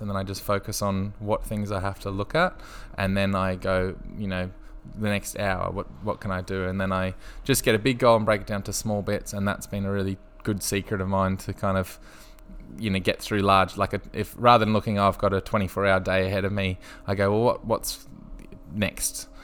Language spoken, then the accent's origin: English; Brisbane, Queensland, Australia; I grew up in Brisbane on the south side